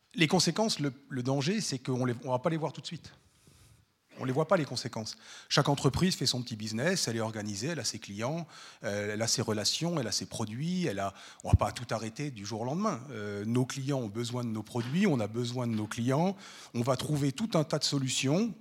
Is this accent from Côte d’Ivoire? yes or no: no; France; moved away as an adult; now in Switzerland; Moi, je suis français d'origine